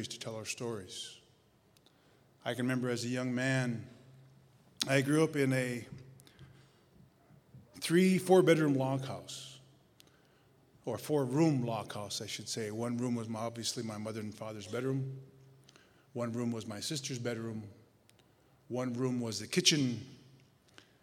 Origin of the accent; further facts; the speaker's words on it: Mandan Hidatsa, North Dakota prairies, United States; moved away; also born or lived in Oregon; I am from the Mandan Heraz tribe